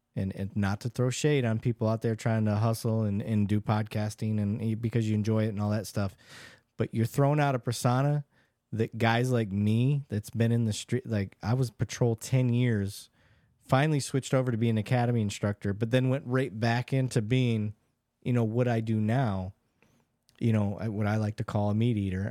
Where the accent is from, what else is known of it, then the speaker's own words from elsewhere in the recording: Michigan, United States; I grew up in Michigan